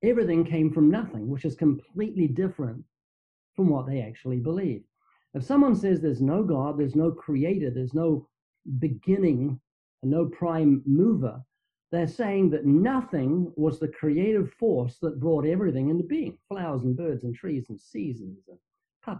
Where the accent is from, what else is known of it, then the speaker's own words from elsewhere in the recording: New Zealand; moved away as an adult; now in Southern California, United States; you might notice I have a slight accent. That's because I'm from New Zealand, down under. I've been living in Southern California for, I think, 31 years, but I was born twice in New Zealand